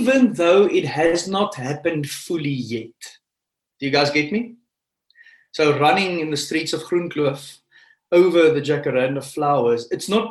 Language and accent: English; Pretoria, Gauteng, South Africa; I grew up in Pretoria